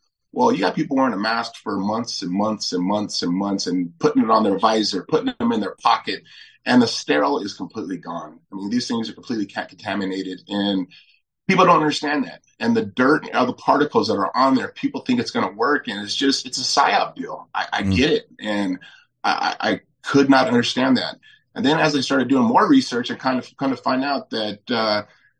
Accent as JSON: {"language": "English", "town": "Huntington Beach", "region": "California", "country": "United States", "tie": "born or raised there", "moved": "as an adult", "lives_now": "Florida, United States", "said": "I was born and raised in Huntington Beach"}